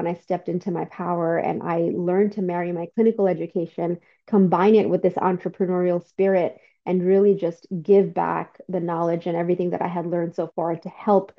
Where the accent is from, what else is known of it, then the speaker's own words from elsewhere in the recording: New York City, New York, United States; also born or lived in Bangladesh; I grew up in New York City